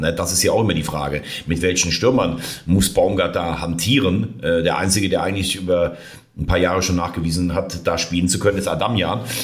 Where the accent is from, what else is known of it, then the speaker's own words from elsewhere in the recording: Rhineland, Germany; ich jetzt als Rheinländer